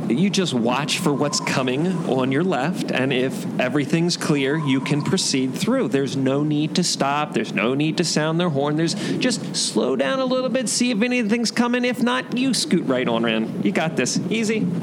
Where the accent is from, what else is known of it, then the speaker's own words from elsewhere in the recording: Maryland, United States; moved away; I'm from Maryland.